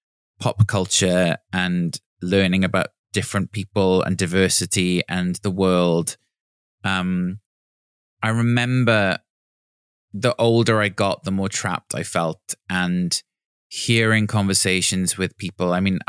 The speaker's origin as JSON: {"language": "English", "town": "Neath", "region": "Wales", "country": "United Kingdom", "tie": "born or raised there", "said": "I mean, in many ways, blessed because I was in the countryside and I had access to beaches and, you know, trees and greenery"}